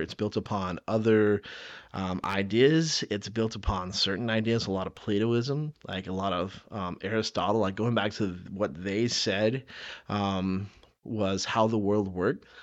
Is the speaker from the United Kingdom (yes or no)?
no; the South, United States; I grew up in the South